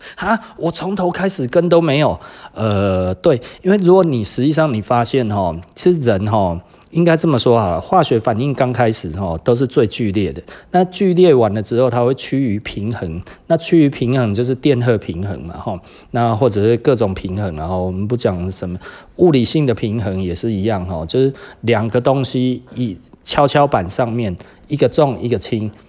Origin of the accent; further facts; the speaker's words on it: Taiwan; 我们台湾人